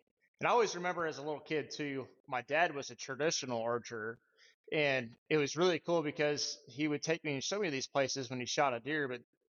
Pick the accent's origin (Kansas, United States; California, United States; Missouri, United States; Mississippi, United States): Kansas, United States; also born or lived in Nebraska; I was born in Nebraska, really big pheasant country up there. And around the sixth grade, I believe it was, we ended up moving to Kansas to my grandpa's farm.